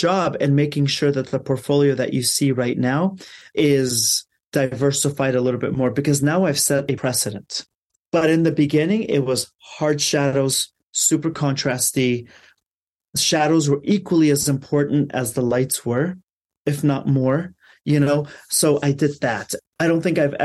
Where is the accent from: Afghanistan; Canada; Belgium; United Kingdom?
Afghanistan; now in Los Angeles, United States; I'm from Afghanistan.